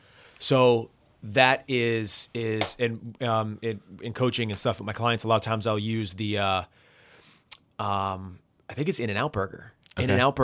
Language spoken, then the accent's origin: English; New Jersey, United States; I love a good diner. I'm from New Jersey.